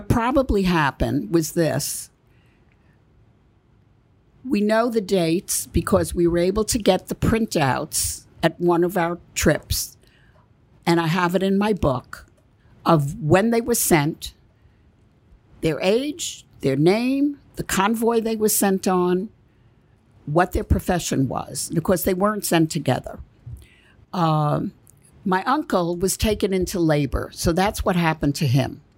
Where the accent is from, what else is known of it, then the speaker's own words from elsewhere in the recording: Belgium; moved away; I was born in Belgium, and I had family still there